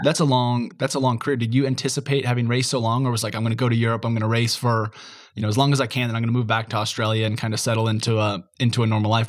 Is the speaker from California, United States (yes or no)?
no; Bend, Oregon, United States; my hometown stage race, the Cascade Cycling Classic